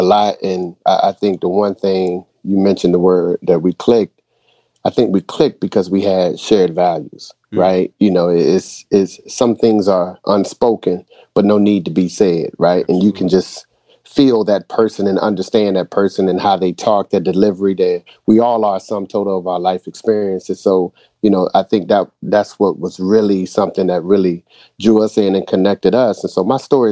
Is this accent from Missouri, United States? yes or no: no; Boston, Massachusetts, United States; now in North Carolina, United States; originally I was from Boston. So I grew up in the same housing project as … before I moved to North Carolina